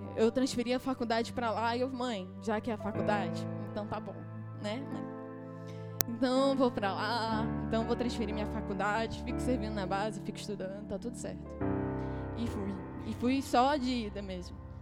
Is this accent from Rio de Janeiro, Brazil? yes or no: yes; Rio de Janeiro, Brazil; moved away as an adult; now in Juazeiro do Norte, Brazil; eu sou daqui, do Rio